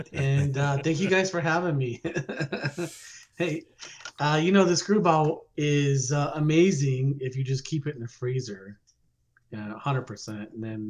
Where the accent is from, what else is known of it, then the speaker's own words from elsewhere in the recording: Salt Lake City, Utah, United States; moved away as an adult; also born or lived in Phoenix, Arizona; I grew up in Utah